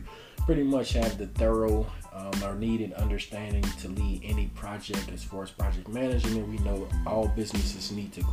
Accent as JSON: {"language": "English", "town": "New Orleans", "region": "Louisiana", "country": "United States", "tie": "born or raised there", "also_born_or_lived": "San Antonio, Texas", "said": "I'm a native of New Orleans. I grew up in New Orleans East"}